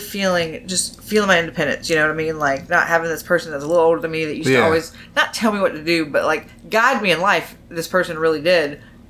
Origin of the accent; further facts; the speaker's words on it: Perry, Georgia, United States; also born or lived in Louisville, Kentucky; now in Atlanta, United States; I'm originally from Louisville, Kentucky. Nice. Moved down to Georgia when I was in middle school in a little town called Perry, Georgia. I went to middle school and high school there. It is near Macon. It's just south of Macon.